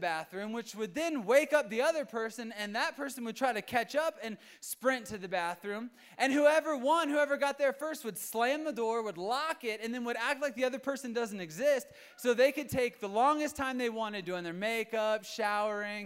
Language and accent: English; Virginia, United States; moved away as an adult; now in Colorado, United States; I am from Virginia, and ever since I've been here